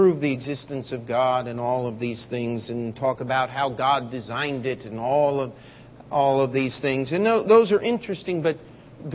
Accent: Baltimore, Maryland, United States; I'm from Baltimore

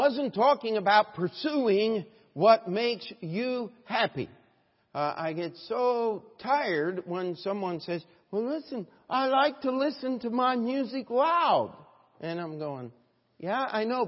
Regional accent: United States; we as an American, as Americans

